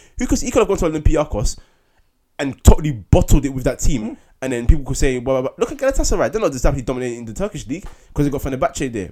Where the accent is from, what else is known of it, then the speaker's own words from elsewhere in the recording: London, United Kingdom; Man's from East London